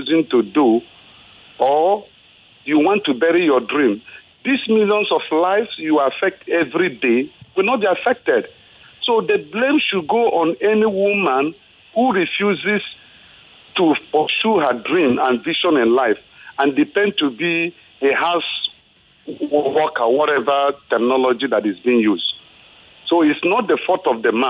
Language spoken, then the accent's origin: English; Igbo, Igboland, Nigeria; now in Ikeja, Nigeria; I'm from the Igbo extraction